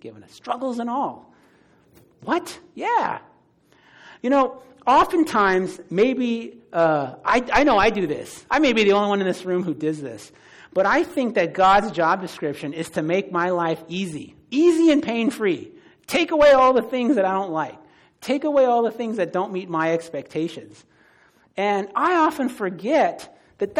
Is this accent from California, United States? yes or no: yes; San Francisco, California, United States; I grew up in the Bay Area. I'm from San Francisco